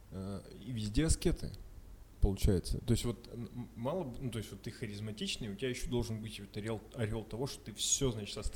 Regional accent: Ural, Russia; Мы же с Урала.

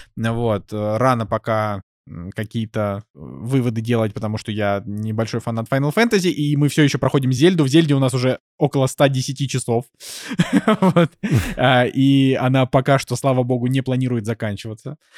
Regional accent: Russia; я на это смотрю не как обиженный россиянин

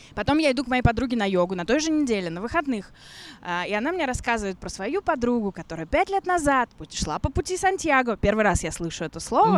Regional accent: Russia; also born or lived in London / Vladivostok; я из России

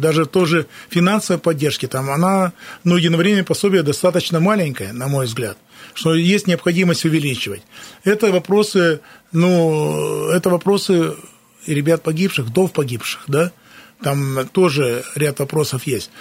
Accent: Krasnoyarsk, Krasnoyarsk Krai, Russia; я коренной красноярец, никуда не уезжал сюда

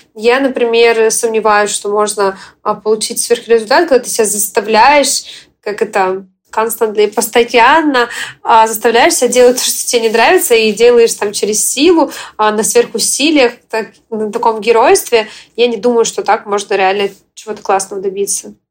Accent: Ukraine; also born or lived in Russia; now in United States; я украинка, я в момент, э, когда началась война, все началось, я уехала из э, Российской Федерации

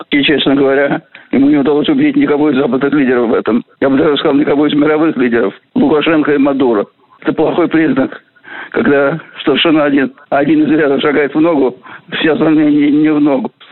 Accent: Russia; Тем более, что этнически я не русский. Я россиянин, гражданин России, и, конечно, русский по культуре.

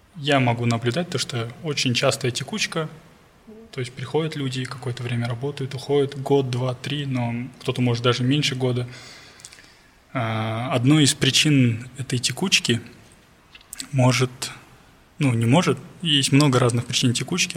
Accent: Almaty, Kazakhstan; я алматинец, и у моих родителей есть квартира в Алмате

